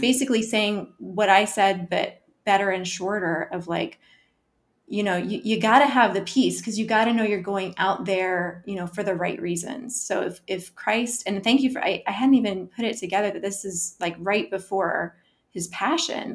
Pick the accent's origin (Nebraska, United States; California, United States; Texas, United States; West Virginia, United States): Nebraska, United States; Omaha; now in Arlington, United States; I live in Arlington, Virginia, originally from Omaha, Nebraska.